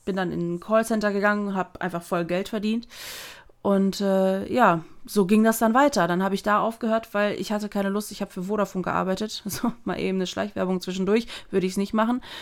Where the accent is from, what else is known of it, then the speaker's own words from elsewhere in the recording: Germany; also born or lived in Netherlands; ich bin ja gebürtige Niederländerin. Ich bin mit anderthalb Jahren nach Deutschland gezogen